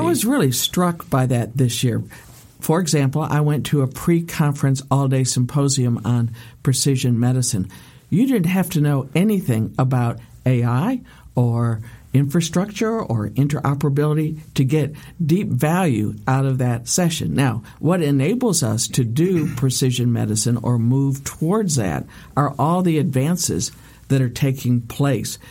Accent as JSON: {"language": "English", "country": "United States", "said": "as an American"}